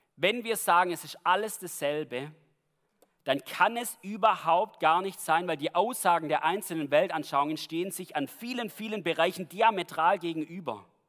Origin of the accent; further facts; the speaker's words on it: Germany; bei uns in Deutschland